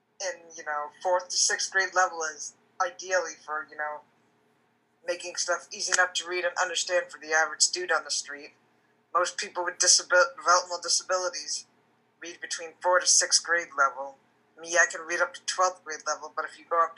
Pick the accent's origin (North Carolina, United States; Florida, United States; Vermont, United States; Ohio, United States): Vermont, United States; moved away as an adult; now in Silver Spring, United States; I'm originally from Vermont. I moved to the D.C. region August 2016.